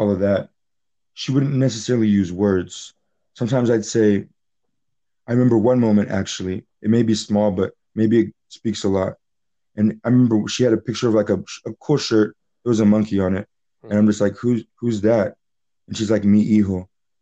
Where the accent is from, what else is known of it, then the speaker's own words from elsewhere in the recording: Charlotte, North Carolina, United States; also born or lived in Philadelphia; I was raised in Charlotte